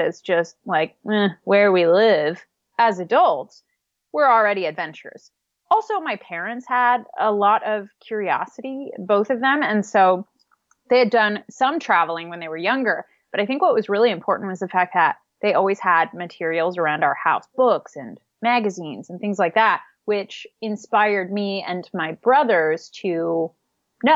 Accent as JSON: {"language": "English", "region": "the Midwest of the U.S.", "country": "United States", "tie": "born or raised there", "said": "I grew up in the Midwest of the U.S., so a part of the country that's pretty flat"}